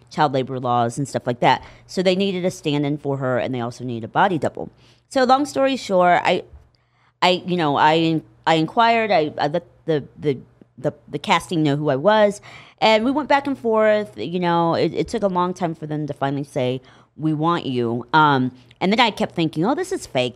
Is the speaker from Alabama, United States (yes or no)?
no; Indianapolis, Indiana, United States; moved away as an adult; now in Los Angeles, United States; I was raised in Indianapolis